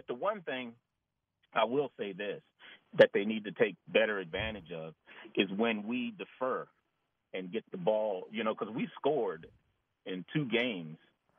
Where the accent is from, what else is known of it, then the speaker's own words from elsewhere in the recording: Pittsburgh, Pennsylvania, United States; now in Los Angeles, United States; Growing up in Pittsburgh